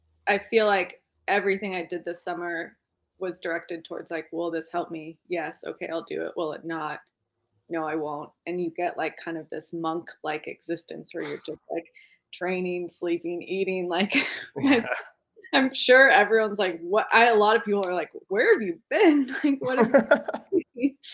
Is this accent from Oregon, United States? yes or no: no; Jackson, Wyoming, United States; moved away as an adult; now in Austria; I was born and raised in Jackson, Wyoming, which was very lucky. And yeah, currently living in the Alps.